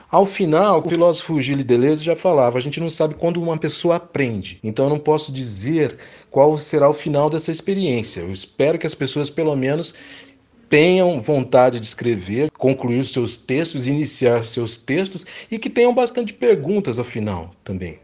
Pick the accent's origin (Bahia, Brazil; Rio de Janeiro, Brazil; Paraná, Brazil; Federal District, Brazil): Paraná, Brazil; Londrina; eu sou londrinense